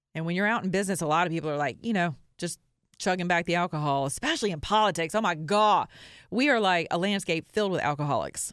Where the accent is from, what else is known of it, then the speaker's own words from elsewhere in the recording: the Bible Belt, United States; I'm from the Bible Belt